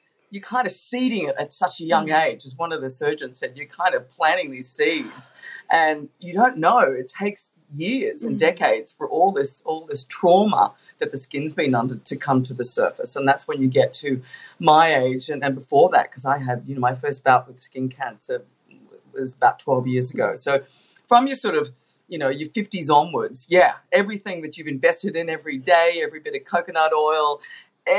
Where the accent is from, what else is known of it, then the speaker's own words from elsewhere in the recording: Australia; we're Australian. We live in a beautiful country.